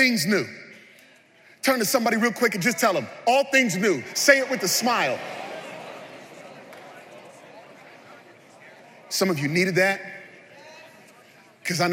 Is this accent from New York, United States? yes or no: yes; New York City, New York, United States; we're from New York City.